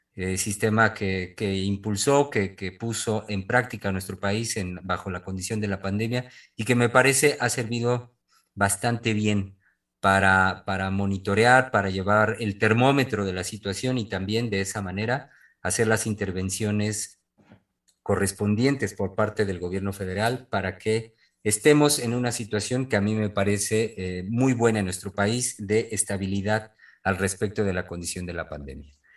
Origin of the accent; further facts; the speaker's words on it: Mexico; quienes somos mexicanos, única de nuestro país